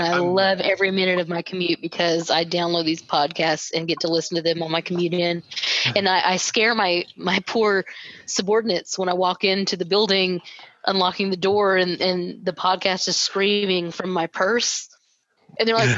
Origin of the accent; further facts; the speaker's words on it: the South, United States; I'm from the South, and we have a particular patois to our speech